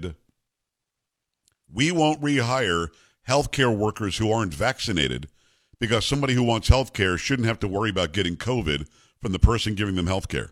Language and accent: English; South Florida, United States; moved away; also born or lived in New York / upstate New York; I grew up in South Florida.